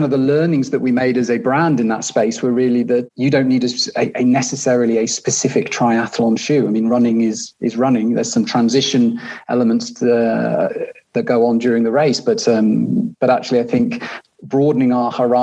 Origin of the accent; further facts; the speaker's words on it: North Wales, United Kingdom; moved away as an adult; now in Switzerland; I was based still in the UK, where I'm from. I grew up in North Wales.